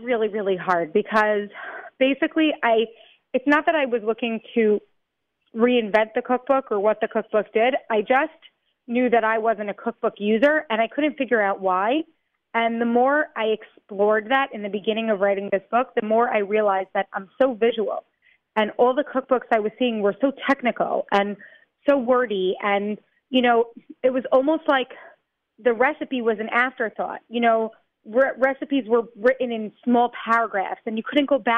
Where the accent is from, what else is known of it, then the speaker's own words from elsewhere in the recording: New York, United States; now in Israel; I grew up in New York. I moved to Israel.